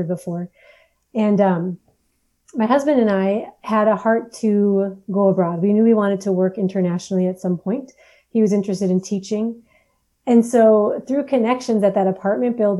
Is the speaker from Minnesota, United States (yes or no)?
yes; Minneapolis, Minnesota, United States; moved away as an adult; now in Djibouti; I am originally from Minneapolis, Minnesota, actually a suburb, and spent my whole life in Minnesota.